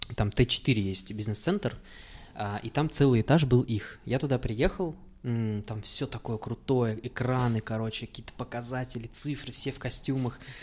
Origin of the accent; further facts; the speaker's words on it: Uralsk, West Kazakhstan Region, Kazakhstan; now in Saint Petersburg, Russia; я из Уральска